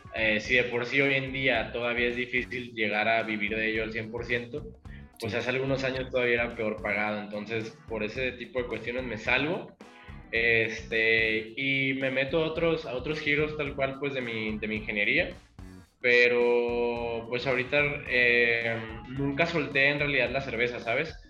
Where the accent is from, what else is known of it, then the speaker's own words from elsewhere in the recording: Michoacán, Mexico; now in Jalisco, Mexico; Yo soy de Michoacán